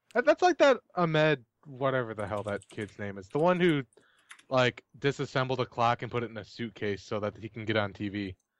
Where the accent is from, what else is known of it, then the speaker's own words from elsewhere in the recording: United States; I'm an American